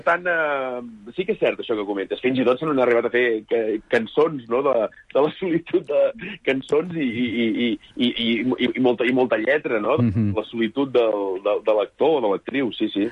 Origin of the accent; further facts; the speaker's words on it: Sant Feliu de Buixalleu, Catalonia, Spain; Soc de Sant Feliu de Buixalleu, un poblet molt petit de 700 habitants, comarca de la Selva i província de Girona